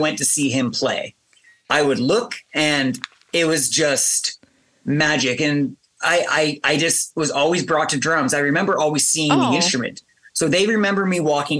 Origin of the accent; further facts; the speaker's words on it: Sydney, Nova Scotia, Canada; also born or lived in Halifax, Nova Scotia; Where I grew up in Sydney